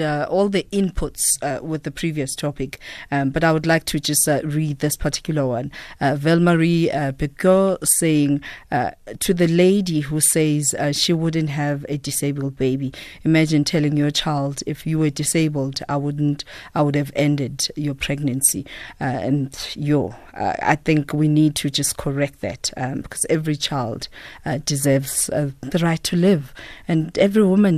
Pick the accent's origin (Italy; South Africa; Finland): South Africa; Witbank, Mpumalanga; Growing up in Witbank